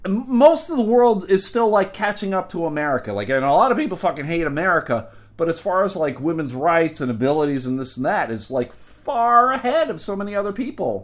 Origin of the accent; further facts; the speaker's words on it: United States; as an American